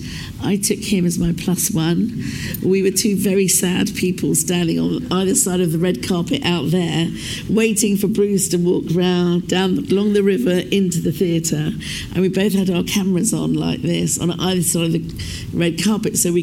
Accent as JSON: {"language": "English", "country": "United Kingdom", "said": "we thought we were the only Asians in the United Kingdom"}